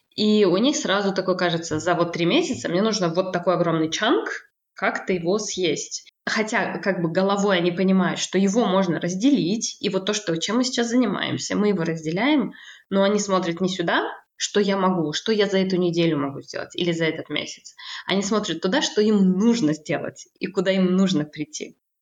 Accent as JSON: {"language": "Russian", "country": "Kazakhstan", "tie": "born or raised there", "moved": "as an adult", "lives_now": "France", "said": "Я родилась э, в Казахстане, и там же я училась э, на переводчика"}